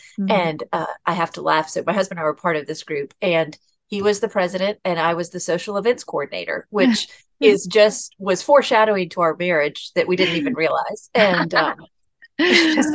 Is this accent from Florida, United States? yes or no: no; Atlanta, Georgia, United States; I'm born and raised in Atlanta, Georgia